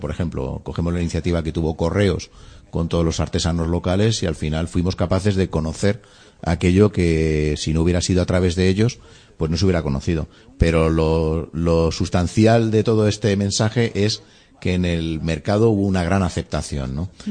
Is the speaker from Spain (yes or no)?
yes; Spain; en un país tan territorialista como el nuestro